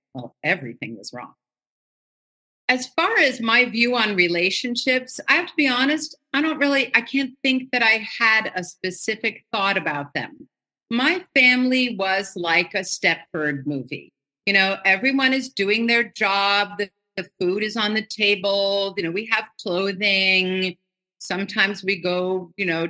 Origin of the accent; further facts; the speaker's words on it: New York City, New York, United States; I grew up in Manhattan in New York City